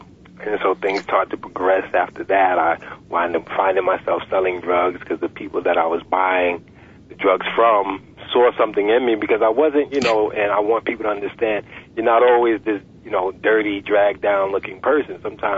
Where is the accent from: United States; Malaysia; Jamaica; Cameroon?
United States; New York; Yes, I was, right in the projects, in the Wagner projects, in the Upper East Side.